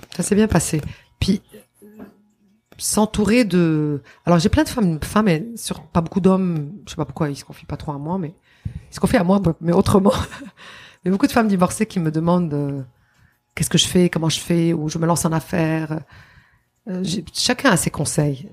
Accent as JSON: {"language": "French", "country": "Lebanon", "tie": "born or raised there", "also_born_or_lived": "Quebec, Canada", "moved": "yes", "lives_now": "Canada", "said": "mon pays d'origine. C'est mon pays natal"}